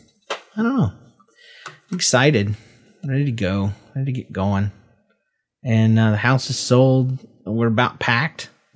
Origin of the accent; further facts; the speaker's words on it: the South, United States; I don't know. I'm from the South.